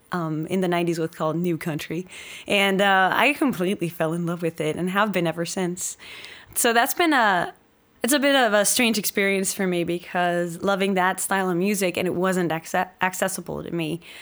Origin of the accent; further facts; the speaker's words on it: Denmark; moved away as an adult